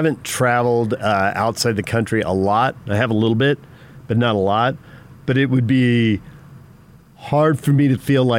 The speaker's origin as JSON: {"language": "English", "country": "Australia", "tie": "born or raised there", "said": "You know, you don't study U.S. history growing up in Australia."}